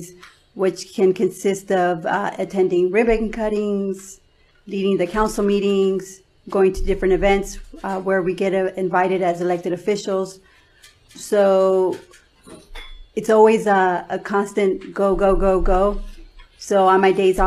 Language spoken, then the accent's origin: English; Downey, California, United States; I grew up in Downey. I went to Downey when I was in middle school